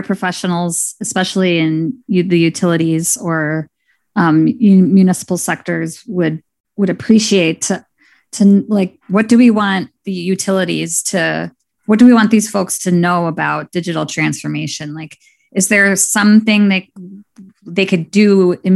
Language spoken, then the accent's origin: English; Milwaukee, Wisconsin, United States; I am from Milwaukee and I'm sitting in Milwaukee right now.